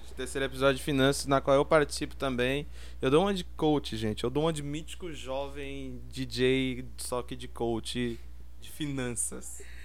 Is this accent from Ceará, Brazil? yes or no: no; Taboão da Serra, São Paulo, Brazil; eu vim de Taboão da Serra